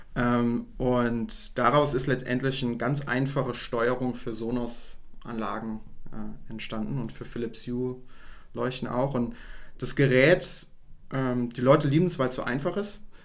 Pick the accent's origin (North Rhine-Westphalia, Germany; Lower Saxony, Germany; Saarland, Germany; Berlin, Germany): Saarland, Germany; wir kommen ja aus dem, aus dem Saarland und bei uns ist ein Schwenkgrill ein absolutes Muss